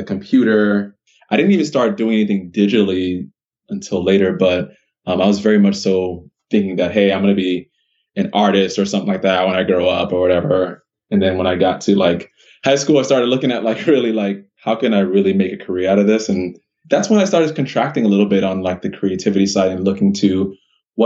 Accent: Miami, Florida, United States; I grew up in Miami, Florida. That's where I was born

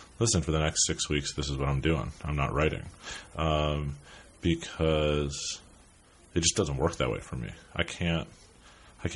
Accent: New York City, New York, United States; also born or lived in Brooklyn; I grew up in New York. I grew up in Manhattan.

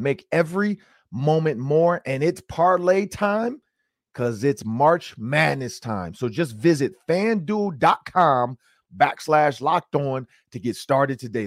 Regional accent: Detroit, Michigan, United States; moved away; also born or lived in Minnesota; I grew up in Detroit, Michigan.

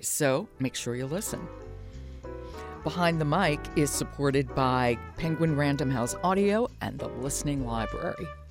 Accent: New York City, New York, United States; I was born and raised in New York City.

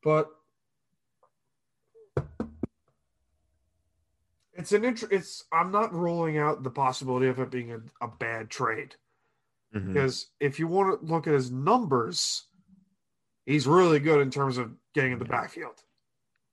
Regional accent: New York, United States; As a New Yorker

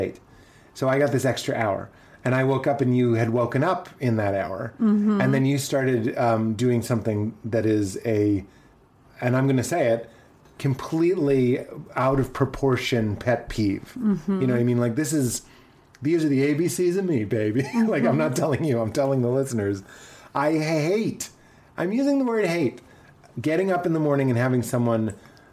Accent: United States; a white male growing up in America

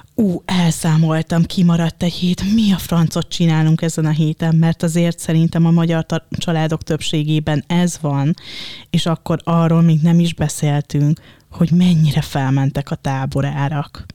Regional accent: Dunaújváros, Fejér, Hungary; Én Dunaújvárosi vagyok, mm, de az anyukám most már Dunaföldváron lakik

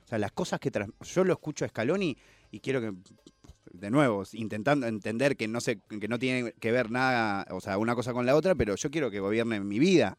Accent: Argentina

